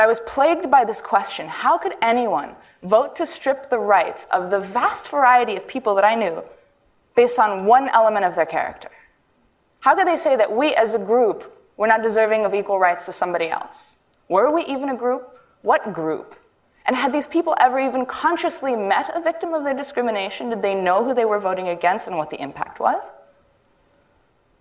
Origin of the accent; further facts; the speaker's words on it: New York City, New York, United States; I'm an artist born and raised in New York City.